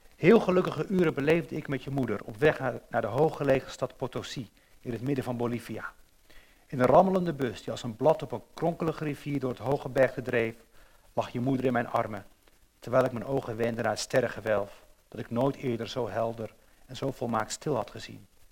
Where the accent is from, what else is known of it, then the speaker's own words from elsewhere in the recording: Rotterdam, South Holland, Netherlands; Als jonge jongen ging ik wel eens in lijn 3 zitten om helemaal naar de remise te rijden. Ik, ik ben op in Rotterdam